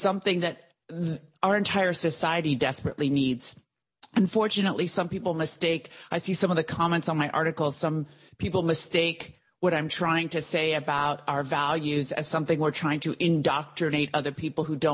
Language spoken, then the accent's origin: English; United States; growing up in the United States. I was born in this country